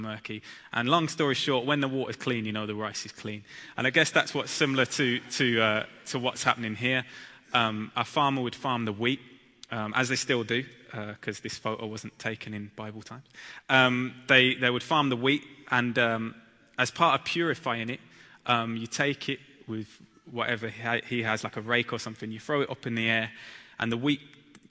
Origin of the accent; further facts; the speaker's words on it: Birmingham, West Midlands, United Kingdom; I'm from Birmingham, and my wife Abby is from London